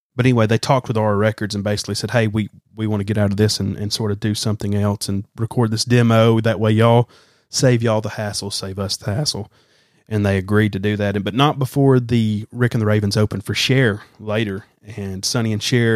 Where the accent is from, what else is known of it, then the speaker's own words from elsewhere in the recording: Alabama, United States; I'm from Alabama